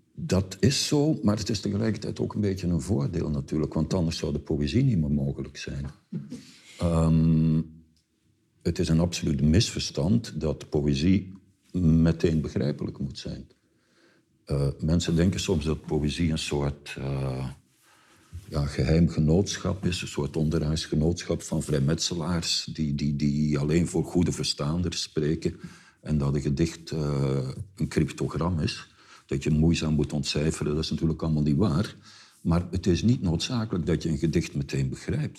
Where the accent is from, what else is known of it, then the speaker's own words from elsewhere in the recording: Flanders, Belgium; moved away; wij als Vlaming